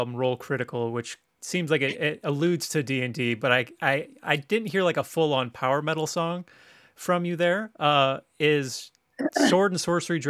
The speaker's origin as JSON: {"language": "English", "town": "Tacoma", "region": "Washington", "country": "United States", "tie": "born there", "said": "Fun little fact, I was born in Tacoma."}